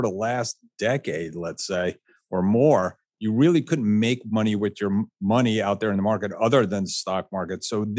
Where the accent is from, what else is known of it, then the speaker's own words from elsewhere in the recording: Florida, United States; from Florida, and kids must know how to swim.